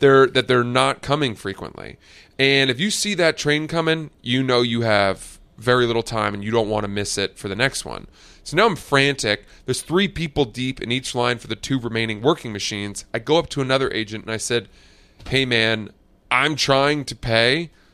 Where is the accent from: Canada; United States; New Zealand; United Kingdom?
United States; New York; I'm a New Yorker.